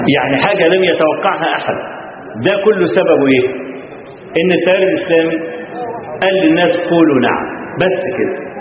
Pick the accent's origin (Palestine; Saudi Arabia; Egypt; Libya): Egypt; Kafr El Sheikh Governorate; عندنا في كفر الشيخ في عندنا في المحافظه